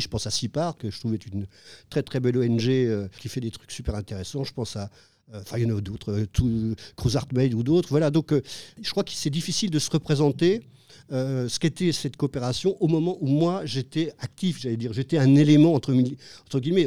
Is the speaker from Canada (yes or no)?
no; France; now in Cambodia